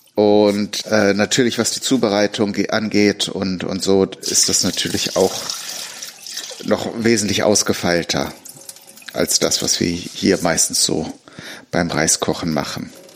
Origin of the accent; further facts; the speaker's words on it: Germany; hier bei uns in Deutschland